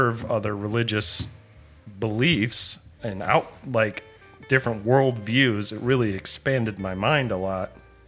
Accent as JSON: {"language": "English", "region": "Midwest", "country": "United States", "tie": "born or raised there", "said": "growing up in the Midwest"}